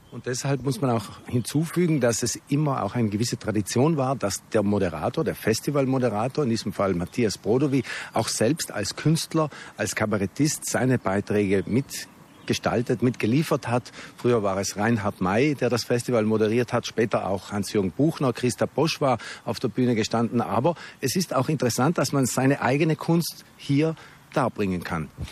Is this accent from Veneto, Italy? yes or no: no; South Tyrol, Trentino-Alto Adige, Italy; accent: South Tyrolean dialect; in Südtiroler Dialekt, so wie wir jetzt reden, in unserer Sprache